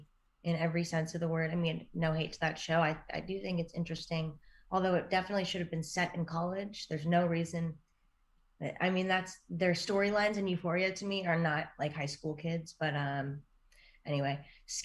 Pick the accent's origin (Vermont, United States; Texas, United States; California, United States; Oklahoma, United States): California, United States; I'm from California.